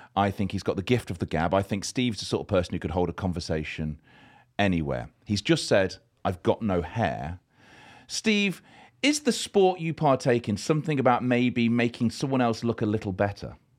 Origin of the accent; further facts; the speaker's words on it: Leicester, East Midlands, United Kingdom; I'm from Leicester, just down the road.